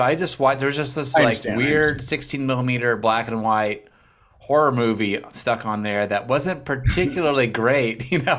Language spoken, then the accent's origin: English; Montana, United States; I grew up in Montana.